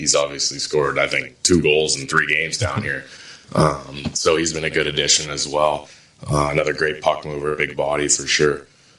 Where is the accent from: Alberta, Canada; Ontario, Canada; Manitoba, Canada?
Ontario, Canada; But obviously, I just growing up outside of Toronto, watch like every Leafs game.